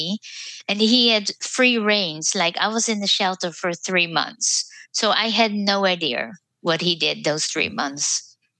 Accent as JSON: {"language": "English", "country": "Netherlands", "moved": "as an adult", "lives_now": "United States", "said": "I was from the Netherlands. I was a nurse, but I couldn't use my diploma in the United States."}